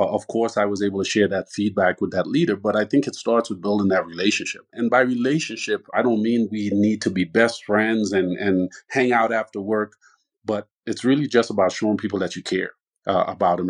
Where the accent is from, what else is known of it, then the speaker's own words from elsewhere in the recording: Trinidad & Tobago; now in Tucson, United States; born and raised in Trinidad, where there's a huge Spanish influence